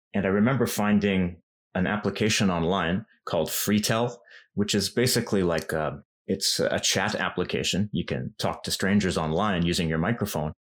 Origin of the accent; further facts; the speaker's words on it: Vancouver, British Columbia, Canada; moved away as an adult; now in Japan; I knew a lot of Japanese people in my hometown in Vancouver